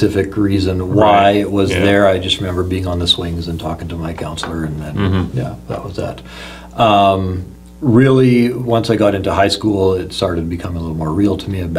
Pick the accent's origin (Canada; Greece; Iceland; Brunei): Canada; Meadow Lake, Saskatchewan; also born or lived in Leaf Rapids, Manitoba / Lillooet, British Columbia / Princeton, British Columbia; now in British Columbia, Canada; So ended up in Meadow Lake, Saskatchewan eventually. And that's really where I grew up. I would call that my hometown